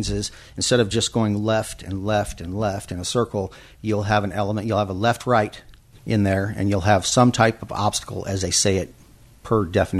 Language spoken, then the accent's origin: English; Denver, Colorado, United States; moved away; also born or lived in Springfield, Illinois; I was born in Springfield, Illinois, but only stayed there till I was about one. Grew up in Denver, Colorado, road raced motorcycles as a kid